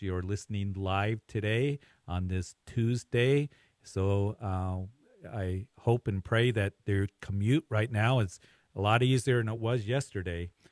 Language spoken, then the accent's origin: English; Greeley, Colorado, United States; my hometown, Greeley, here